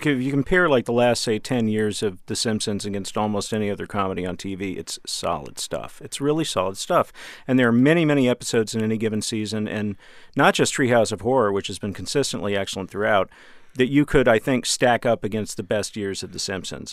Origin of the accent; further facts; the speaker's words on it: Dallas, Texas, United States; I'm from Dallas, and we had a local station, Channel Eleven